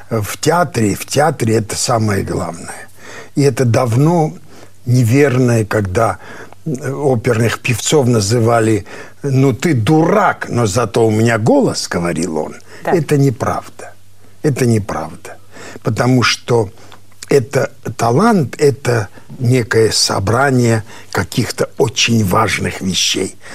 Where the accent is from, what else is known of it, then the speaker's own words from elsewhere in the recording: Armenia; Что я армянин, и ты армянин, да?